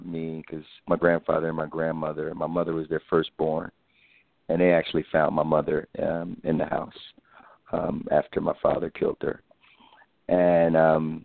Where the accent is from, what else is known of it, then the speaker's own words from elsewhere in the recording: Philadelphia, Pennsylvania, United States; I'm from Philadelphia